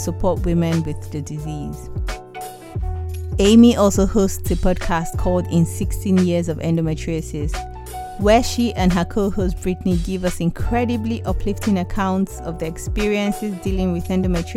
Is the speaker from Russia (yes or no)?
no; Nigeria; now in United Kingdom; I'm Black African from Nigeria, and I moved to the UK in 2010